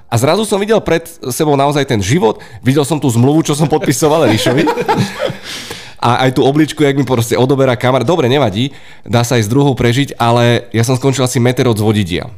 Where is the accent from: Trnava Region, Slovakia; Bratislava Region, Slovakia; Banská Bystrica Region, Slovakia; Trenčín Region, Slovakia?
Bratislava Region, Slovakia; Bratislava; Z Petržalky.